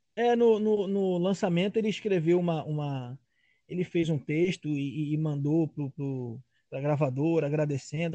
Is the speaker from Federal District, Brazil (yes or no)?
no; Rio de Janeiro, Brazil; em Campo Grande, que é uma região que eu morei lá, que eu nasci, que eu morava